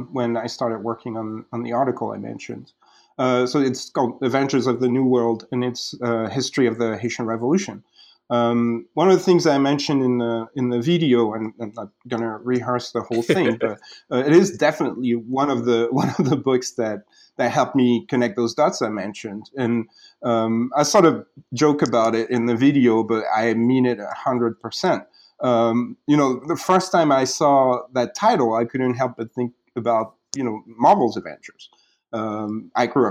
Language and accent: English; France; moved away as an adult; also born or lived in Martinique; now in United States; I grew up in France, in a place where West Indian history is not really talked about very much